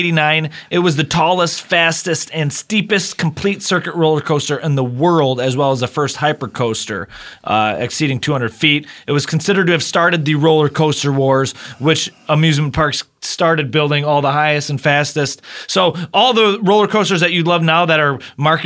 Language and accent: English; Michigan, United States; moved away; I'm from Michigan originally